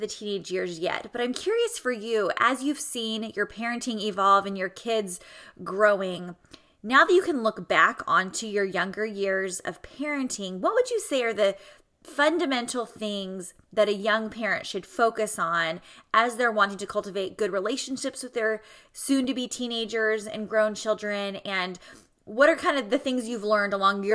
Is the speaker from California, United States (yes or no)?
yes; Southern California, United States; I'm from Southern California